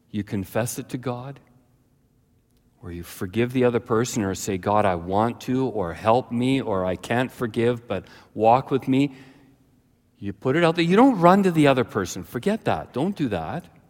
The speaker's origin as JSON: {"language": "English", "town": "Ladner", "region": "British Columbia", "country": "Canada", "tie": "born or raised there", "said": "The first number of years of my life, I grew up in Ladner, British Columbia, close to Delta, Tuason, that area"}